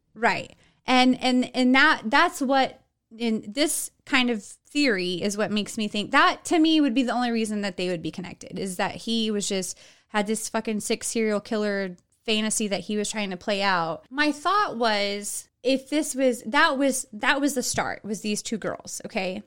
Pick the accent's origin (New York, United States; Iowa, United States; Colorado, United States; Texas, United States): Texas, United States; I'm from Texas, so I can make that accent and get away with it.